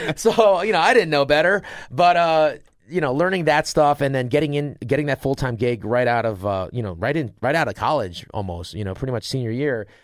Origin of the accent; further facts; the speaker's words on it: Rochester, New York, United States; I got to, uh, Rochester, which is about forty minutes away. My hometown's forty minutes from the college.